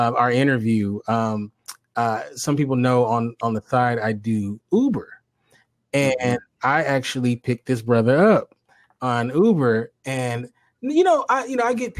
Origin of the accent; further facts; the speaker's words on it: Los Angeles, California, United States; Being born and raised in Los Angeles